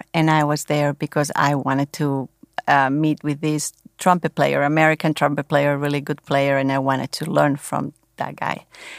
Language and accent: English; Barcelona, Catalonia, Spain; I'm from Barcelona